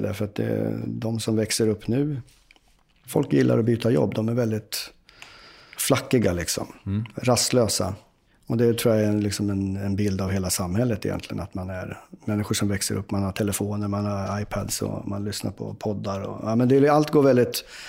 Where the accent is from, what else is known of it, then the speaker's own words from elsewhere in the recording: Uppsala, Uppsala County, Sweden; jag är ju från Uppsala